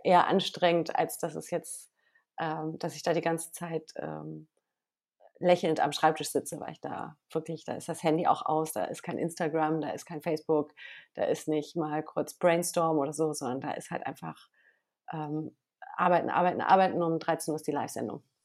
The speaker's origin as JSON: {"language": "German", "town": "Wermelskirchen", "region": "North Rhine-Westphalia", "country": "Germany", "tie": "born or raised there", "moved": "yes", "lives_now": "Berlin, Germany", "said": "ich bin ja in Nordrhein-Westfalen geboren und aufgewachsen"}